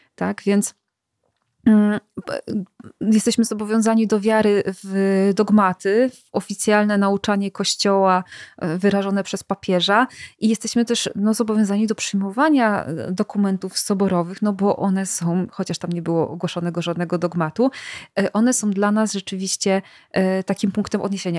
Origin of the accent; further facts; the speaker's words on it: Silesian Voivodeship, Poland; ja akurat jestem ze Śląska